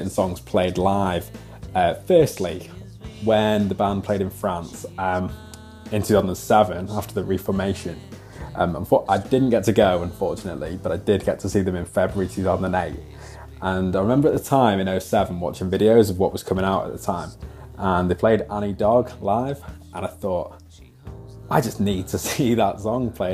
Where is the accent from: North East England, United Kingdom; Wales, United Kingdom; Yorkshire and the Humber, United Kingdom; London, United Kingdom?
Wales, United Kingdom; I'm from Wales